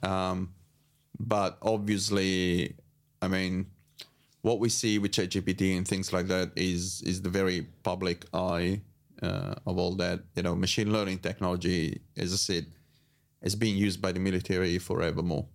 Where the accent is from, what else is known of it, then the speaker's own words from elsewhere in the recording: Italy; moved away as an adult; I was born in Italy